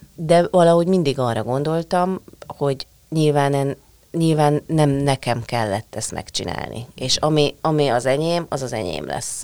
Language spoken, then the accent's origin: Hungarian; Hungary